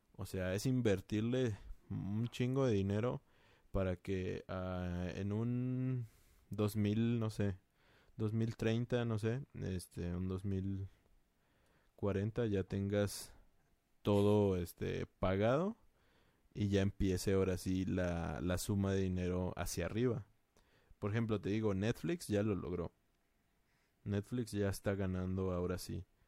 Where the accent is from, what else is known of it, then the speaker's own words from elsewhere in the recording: Mexico; somos mexicanos